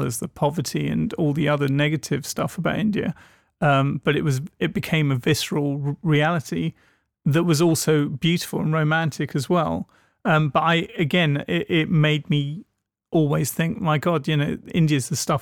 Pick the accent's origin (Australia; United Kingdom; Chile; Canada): United Kingdom; England; Growing up in England